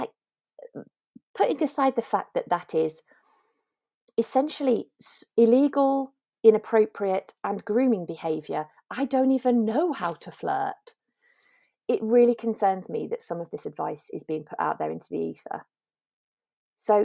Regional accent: Lancashire, North West England, United Kingdom; moved away as an adult; now in London, United Kingdom; I grew up in Lancashire.

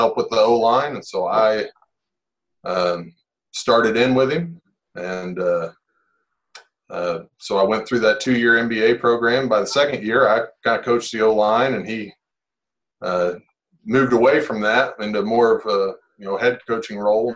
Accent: Springfield, Missouri, United States; moved away as an adult; also born or lived in Arkansas; I grew up in Springfield, Missouri

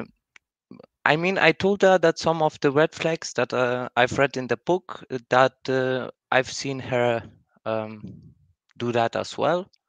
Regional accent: Germany; I'm from Germany

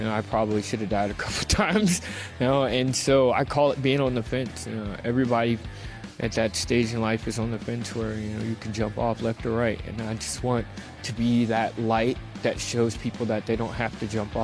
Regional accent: Virginia, United States; my home state of Virginia

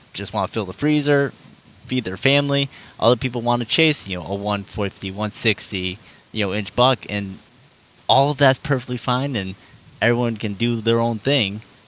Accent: Michigan, United States; we are from Michigan

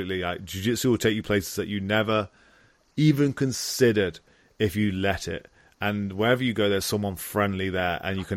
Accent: Stafford, West Midlands, United Kingdom; I'm a kid from Stafford, England.

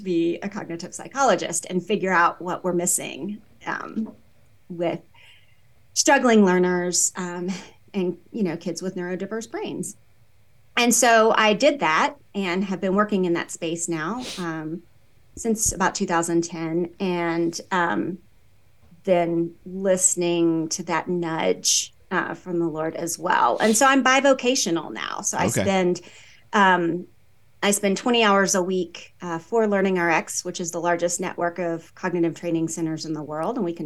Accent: the South, United States; moved away as an adult; now in Colorado, United States; I'm from the South

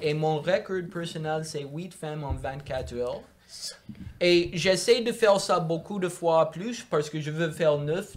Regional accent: Montreal, Quebec, Canada; French is a second language; j'ai grandi à Montréal, dans le quartier ouest de Notre-Dame-de-Grâce

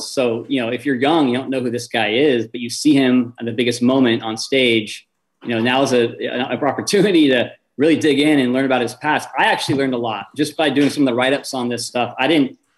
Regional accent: West Coast, United States; I grew up on the West Coast, went to college on the East Coast

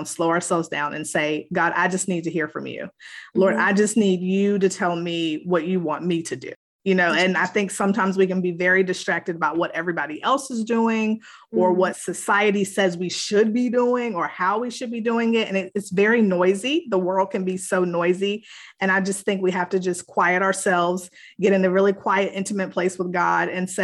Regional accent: Virginia, United States; moved away as an adult; now in North Carolina, United States; I am originally from Virginia, but I've been living in North Carolina for about 18, 19 years now. Came here to go to college

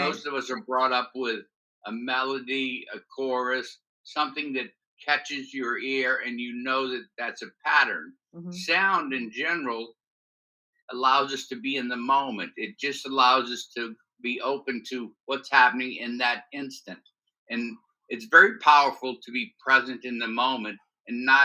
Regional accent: New Orleans, Louisiana, United States; born and raised in New Orleans

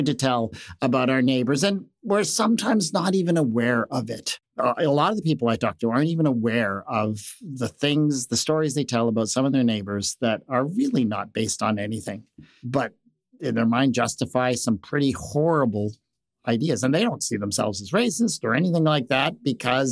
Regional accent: Canada; as a Canadian

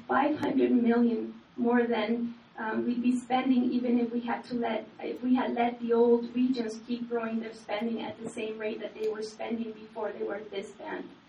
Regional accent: Canada; also born or lived in Chile; I'm originally from Chile, and um, I, I came here as a child, and so I grew up in Canada

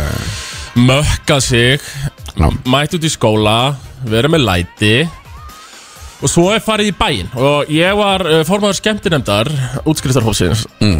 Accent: Hella, Southern Region, Iceland; í svona hæfileika keppni grunnskólasahellu

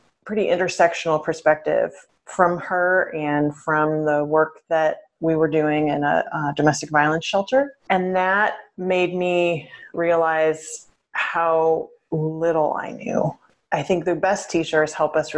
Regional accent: suburb of St. Louis on the Illinois side, United States; now in Portland, United States; I grew up in a suburb of St. Louis on the Illinois side

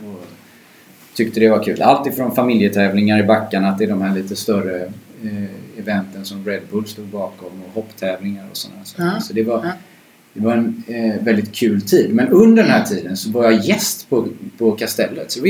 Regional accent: Gothenburg, Västra Götaland, Sweden; moved away as an adult; men med det sagt så är jag från Göteborg från

